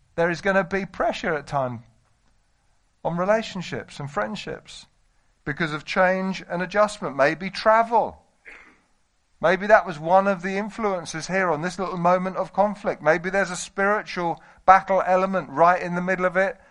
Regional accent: United Kingdom; we're British

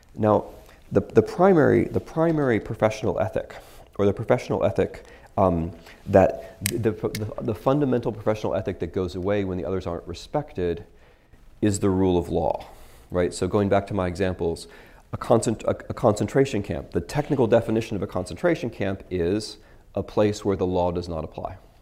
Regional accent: United States

